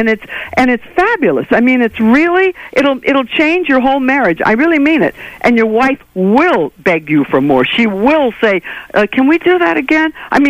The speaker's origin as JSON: {"language": "English", "country": "Ireland", "said": "That's Gaelic. You know, I'm Irish."}